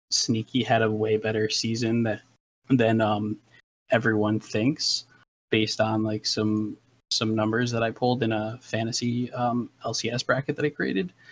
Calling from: Albany, New York, United States; No, no, like the capital of Albany, New York.

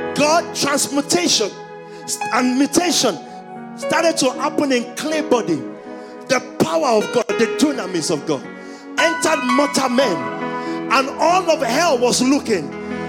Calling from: London, United Kingdom; I'm speaking from London. I know the demons we fought here.

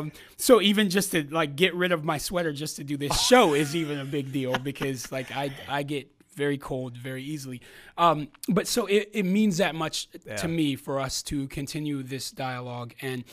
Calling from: San Diego, California, United States; I fly out here from California, from San Diego, California, for us to do this.

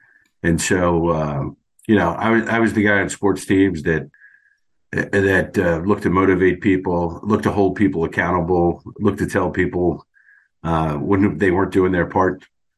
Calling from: Virginia, United States; Northern Virginia.

